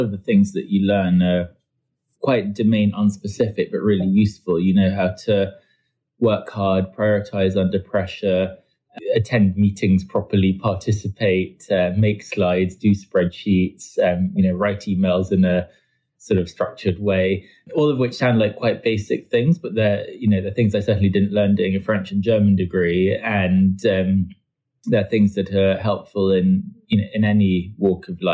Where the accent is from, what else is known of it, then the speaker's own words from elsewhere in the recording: London, United Kingdom; also born or lived in France; I was born in France and then moved to London when I was five, grew up here